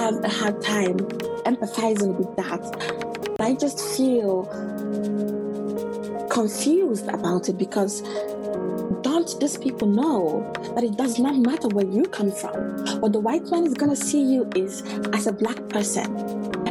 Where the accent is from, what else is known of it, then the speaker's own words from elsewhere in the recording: Nigeria; now in Canada; Until I came to Canada, because I'm from Nigeria